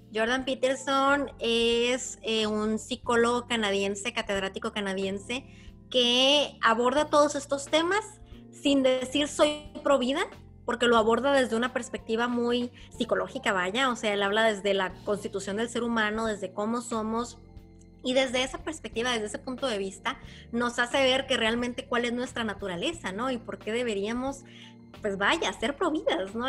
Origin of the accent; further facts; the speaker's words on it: Ensenada, Baja California, Mexico; en Ensenada, de donde yo soy